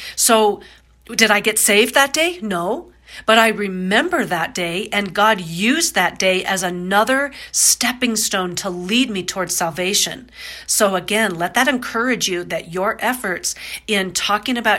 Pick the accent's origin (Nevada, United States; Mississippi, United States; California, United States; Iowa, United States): Iowa, United States; also born or lived in Florida; when I was 4, my parents got divorced. I was born in Florida. They got divorced. I moved to Iowa